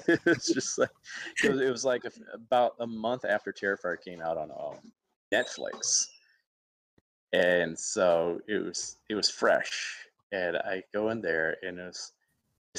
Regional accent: Alabama, United States; moved away; my hometown in Alabama

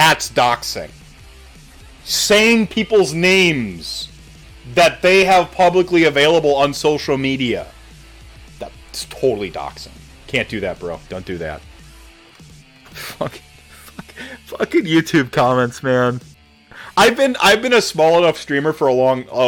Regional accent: North Carolina, United States; moved away; also born or lived in Minnesota; Was born in Minnesota, raised in North Carolina

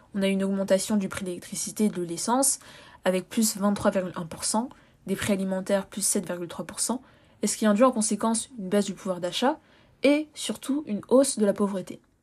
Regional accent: France; I'm French, French, je suis française

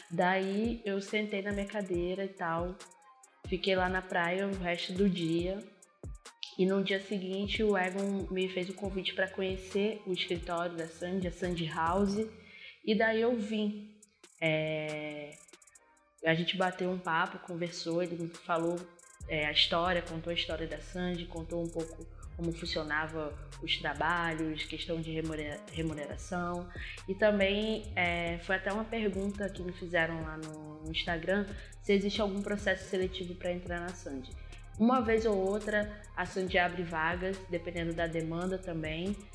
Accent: Arraial do Cabo, Rio de Janeiro, Brazil; born there; also born or lived in Natal; eu nasci em Arraial do Cabo, mas morava em Natal até o ano passado.

